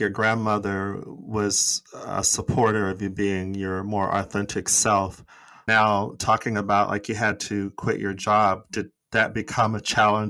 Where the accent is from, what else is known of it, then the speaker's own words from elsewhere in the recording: United States; because you're from Malawi, I'm from America.